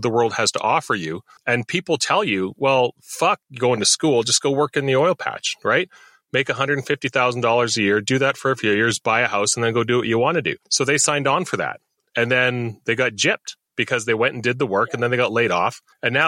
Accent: Saskatchewan, Canada; moved away; also born or lived in Alberta; I'm from Saskatchewan

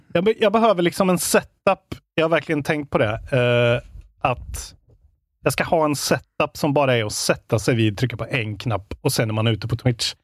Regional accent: Värmland, Sweden; moved away; Jag har ju varit hemma i Värmland nu

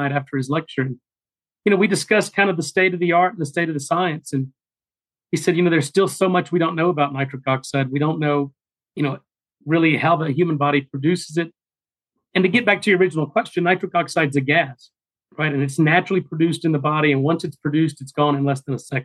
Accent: Texas, United States; moved away as an adult; also born or lived in Louisiana / Boston; I'm a small town country boy, born and raised in Texas

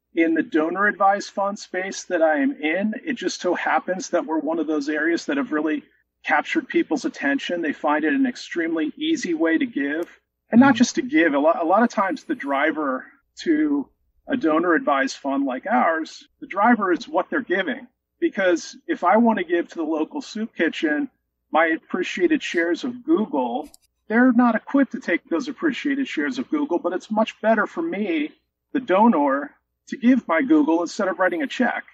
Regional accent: Philadelphia, Pennsylvania, United States; I live in the suburbs of Philadelphia. I'm born and raised here

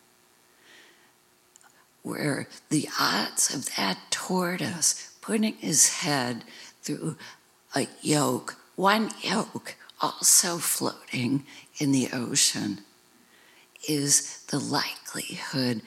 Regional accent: United States; growing up in America, in a Western tradition

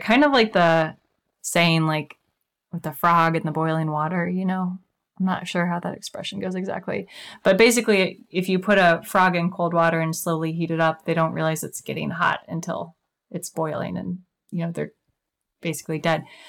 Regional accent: Kansas City, United States; now in Puget Sound area, United States; I'm originally from Kansas City

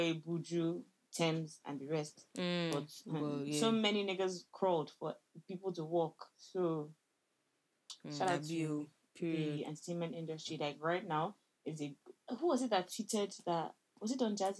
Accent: Nigeria; moved away; I'm from Nigeria

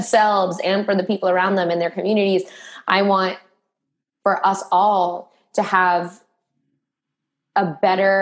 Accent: Boston, Massachusetts, United States; now in New York, United States; I live in New York, but I'm from Boston

